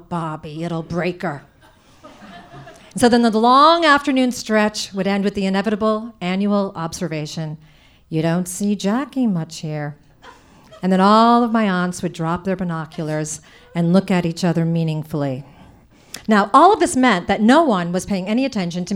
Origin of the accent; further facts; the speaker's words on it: Providence, Rhode Island, United States; I grew up in Providence, Rhode Island